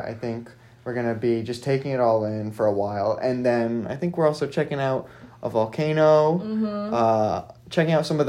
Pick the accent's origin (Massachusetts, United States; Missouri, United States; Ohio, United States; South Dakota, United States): Massachusetts, United States; Southern; So I was raised in Southern Mass. Mm-hmm. So I've mainly been a Mass kid, but throughout my life, I've traveled within the U.S. Mm-hmm. everywhere, but not externally.